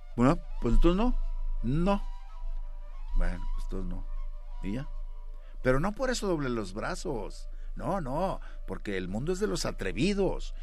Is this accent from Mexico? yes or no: yes; Monterrey, Nuevo León, Mexico; Yo nací en la Nuevo Repueblo, una colonia también de Monterrey